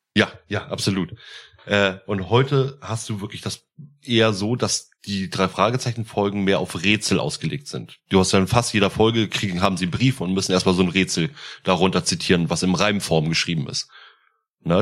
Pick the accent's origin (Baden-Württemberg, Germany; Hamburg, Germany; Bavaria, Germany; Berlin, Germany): Hamburg, Germany; als Hamburger